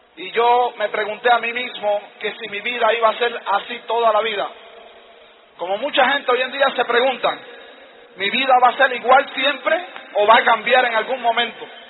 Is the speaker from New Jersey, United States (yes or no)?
no; New York, United States; yo vivía en Nueva York y en Nueva York pues yo era un niño callejero, caminaba por las calles, cuando tenía 10 años de edad